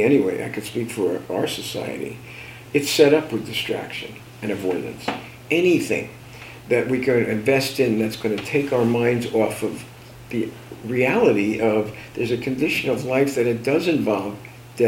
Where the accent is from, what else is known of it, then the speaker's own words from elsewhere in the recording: New Jersey, United States; I'm from Jersey